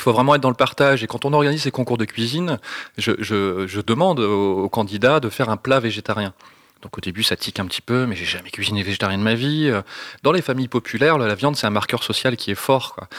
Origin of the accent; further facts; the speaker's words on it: northern France, France; je viens du nord de la France